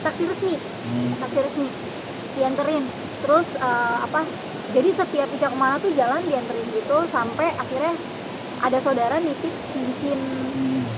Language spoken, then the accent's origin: Indonesian; Depok, West Java, Indonesia; saya orang Depok